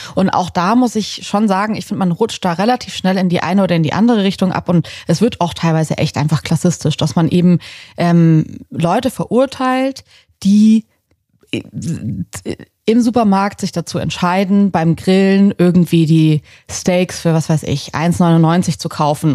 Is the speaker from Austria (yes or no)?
no; Southern Germany, Germany; moved away; ich bin in Süddeutschland auf dem Land aufgewachsen